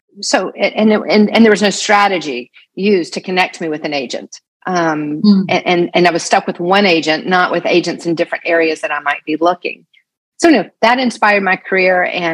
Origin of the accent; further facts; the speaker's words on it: the South, United States; I wasn't Texan, right? I didn't own cowboy boots. I didn't speak the language, even though I was from the South.